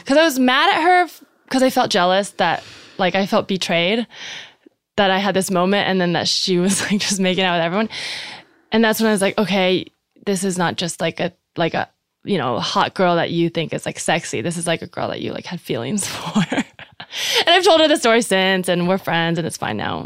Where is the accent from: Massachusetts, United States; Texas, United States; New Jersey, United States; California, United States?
California, United States; Bay Area; I grew up in the Bay Area